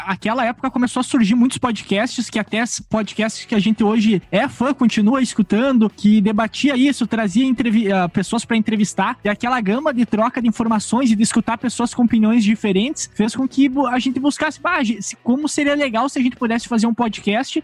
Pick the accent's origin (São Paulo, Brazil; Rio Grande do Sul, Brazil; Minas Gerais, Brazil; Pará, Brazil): Rio Grande do Sul, Brazil; northwest; eu também sou aqui do Rio Grande do Sul. Nós todos somos, né? Somos aqui da região noroeste do Rio Grande do Sul